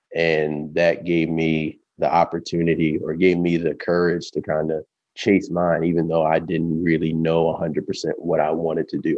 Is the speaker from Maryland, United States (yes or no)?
yes; Baltimore, Maryland, United States; I'm originally from Baltimore, Maryland, born and bred.